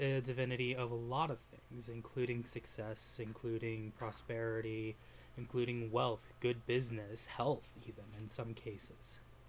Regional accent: Utah, United States; Like I've said before, I came from Utah, and there's a lot of vast, open, desolate spaces that are beautiful.

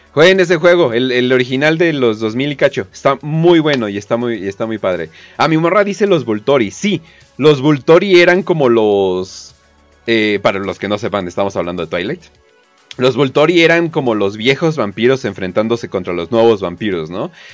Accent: Mexico; soy de México, soy preto

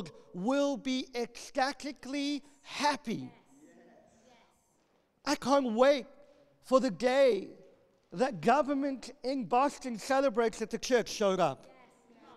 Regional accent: South Africa; moved away; I grew up in South Africa, one of the most violent

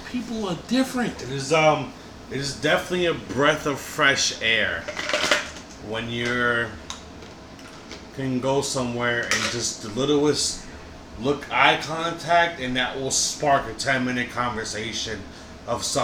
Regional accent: New Jersey, United States; You guys grew up in New York. I grew up in Jersey.

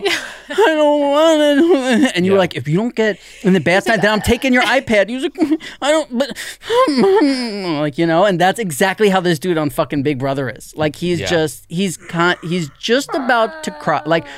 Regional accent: New Jersey, United States; See, me and him, we're from Jersey, so we're gonna do things in this game that you gotta

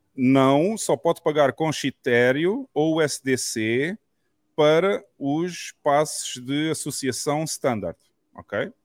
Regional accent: south of Portugal, Portugal; eu sou do sul de Portugal, portanto conheço bem esta zona aqui

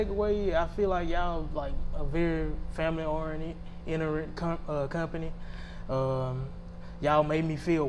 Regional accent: Mendon, Louisiana, United States; I'm from Mendon, Louisiana.

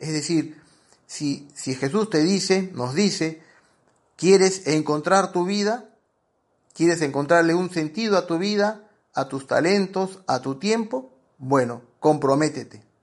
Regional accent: Peru; yo soy peruano y a los vigilantes le decimos guachimanes, porque hemos castellanizado la palabra guachimán

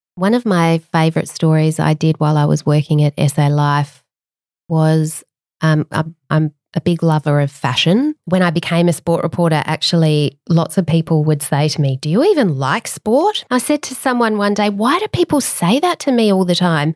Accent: Adelaide, South Australia, Australia; moved away; also born or lived in Canberra; when I was growing up in Adelaide

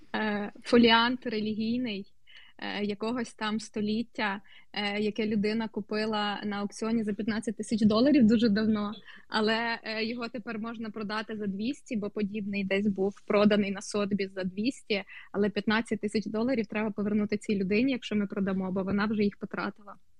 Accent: Bar, Vinnytsia Oblast, Ukraine; moved away; мого рідного містечка Бара

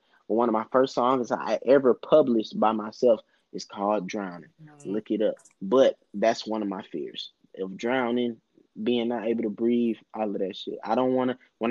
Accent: Augusta, Georgia, United States; I'm from Augusta

